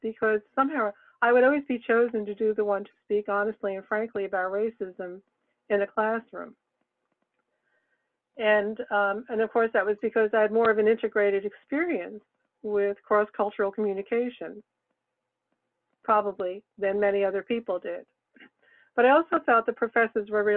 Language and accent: English; Brooklyn, New York, United States; moved away as an adult; also born or lived in Massachusetts; I was born and raised in Brooklyn, New York